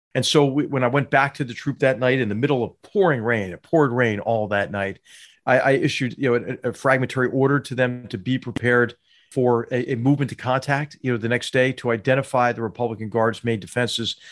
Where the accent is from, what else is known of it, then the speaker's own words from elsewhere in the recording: Philadelphia, Pennsylvania, United States; I grew up in Philadelphia, Pennsylvania